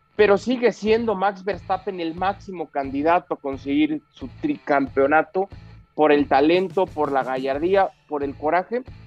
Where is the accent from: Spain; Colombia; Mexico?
Mexico; como mexicano